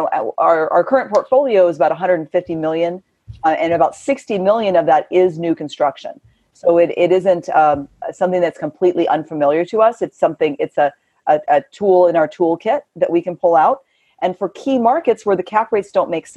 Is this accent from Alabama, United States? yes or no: no; California, United States; I'm born and raised in California and live there still.